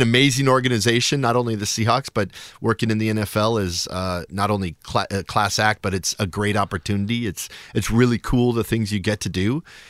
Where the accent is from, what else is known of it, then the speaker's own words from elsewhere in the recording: Shoreline, Washington, United States; I grew up in what is now Shoreline. So I grew up in Richmond Beach. Went to Einstein Middle School and Shorewood High School. So North End. Dad is still in the same house 50 years later. So I'm a North End from the North End of Seattle.